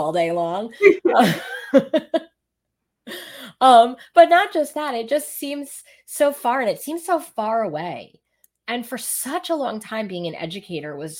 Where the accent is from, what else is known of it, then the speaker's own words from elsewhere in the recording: New York City, New York, United States; now in Rockaway, United States; I grew up in Brooklyn. I grew up in East Midwood.